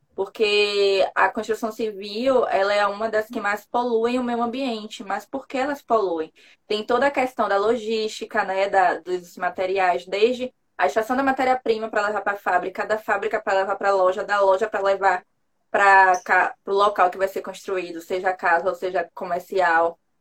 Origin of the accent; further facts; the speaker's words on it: Salvador, Bahia, Brazil; eu sou baiana